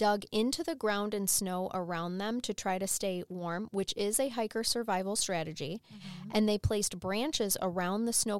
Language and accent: English; Nebraska, United States; I was born in Nebraska.